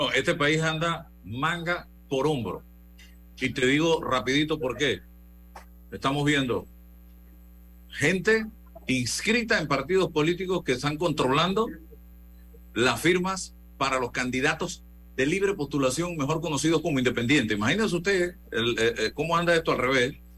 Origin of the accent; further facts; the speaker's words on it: Panama; como sociedad panameña